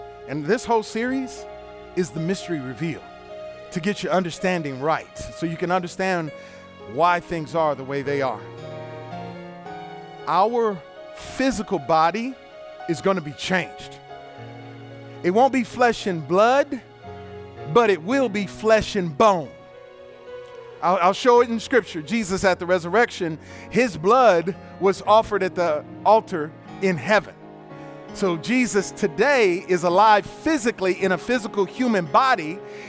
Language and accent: English; Detroit, Michigan, United States; I come up from Detroit.